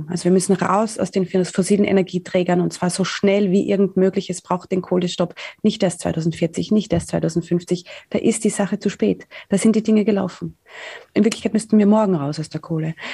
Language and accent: German; Austria; born there; einfach weil wir da geboren sind in Österreich